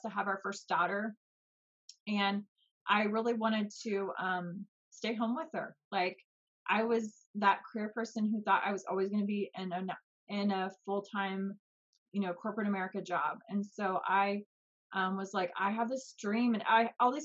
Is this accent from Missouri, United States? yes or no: yes; Kansas City, Missouri, United States; I grew up in the United States and Missouri, actually. So there's Kansas City, Missouri, and Kansas City, Kansas. So I grew up on the Missouri side